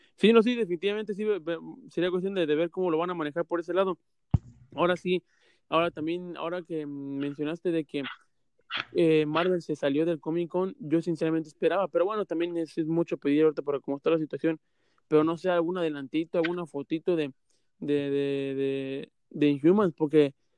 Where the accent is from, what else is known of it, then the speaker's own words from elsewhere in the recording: Mexico; uno como mexicano